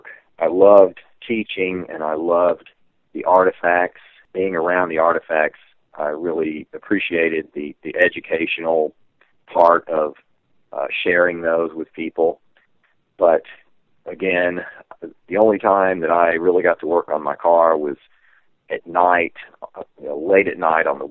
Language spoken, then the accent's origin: English; Texas, United States; growing up in Texas